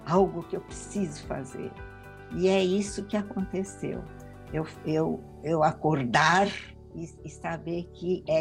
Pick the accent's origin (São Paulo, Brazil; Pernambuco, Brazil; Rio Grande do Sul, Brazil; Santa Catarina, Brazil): São Paulo, Brazil; Marília; now in São Paulo, Brazil; Eu vim de Marília do interior para São Paulo